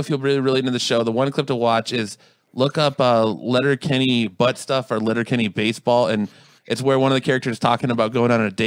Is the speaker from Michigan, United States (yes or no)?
yes; Roseville, Michigan, United States; also born or lived in Manistee, Michigan; I grew up in Michigan too